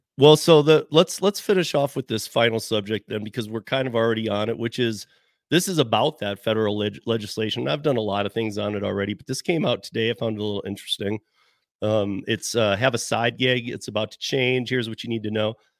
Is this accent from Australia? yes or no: no; Michigan, United States; I'm from Michigan. My family's a lot, most are from Detroit